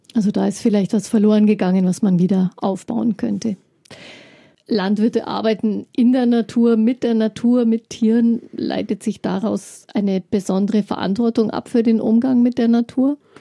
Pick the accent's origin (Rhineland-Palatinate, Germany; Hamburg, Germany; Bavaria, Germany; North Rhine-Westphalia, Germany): Bavaria, Germany; Upper; Speziell bei uns in Oberbayern vor allem gibt es ja viel Milchwirtschaft